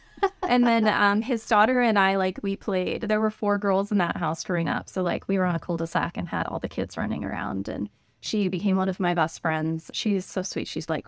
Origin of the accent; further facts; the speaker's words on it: Golden, Colorado, United States; That's where Coors Brewery is, and so I was born and raised there, like grew up, went to high school smelling hops in the air.